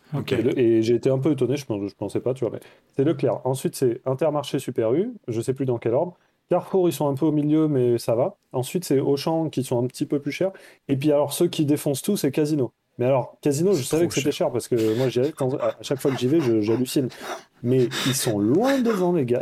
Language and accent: French; Toulouse, Occitania, France; moved away as an adult; also born or lived in Bordeaux / Paris; Je viens de Toulouse à la base, j'ai fait mes études à Bordeaux aussi